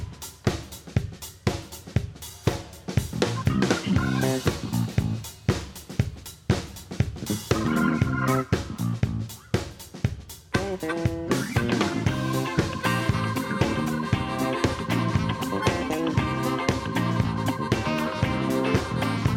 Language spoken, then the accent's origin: English; Manchester, North West England, United Kingdom; we're all from Manchester